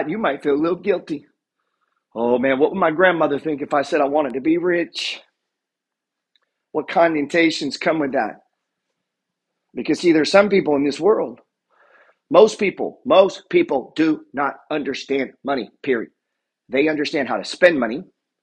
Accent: Arkansas, United States; I'm from Arkansas

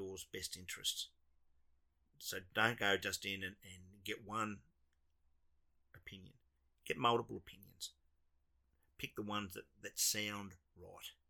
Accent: Australia

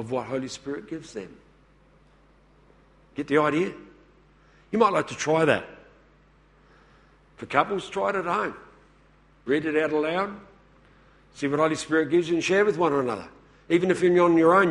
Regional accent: Woodside, South Australia, Australia; I come from the Adelaide Hills. Where did I grow up? in the little town of Woodside

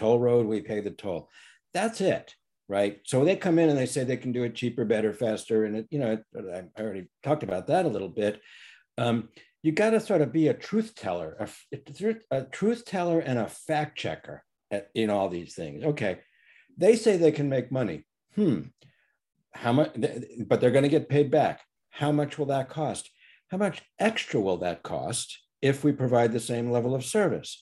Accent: East Coast, United States; I grew up on the East Coast

